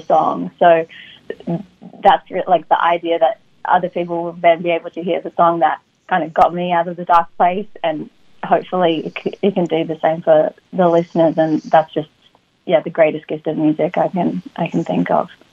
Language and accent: English; Sydney, New South Wales, Australia; moved away as an adult; now in United States; I grew up in Sydney. So by the time when I actually did make the move at 19